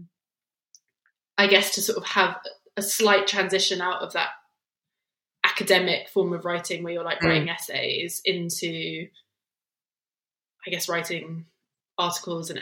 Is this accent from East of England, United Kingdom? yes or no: yes; between Luton and Bedford, East of England, United Kingdom; now in London, United Kingdom; I was born in Luton, but I didn't actually grow up in Luton. I grew up in, I grew up in two little small sort of town villages between Luton and Bedford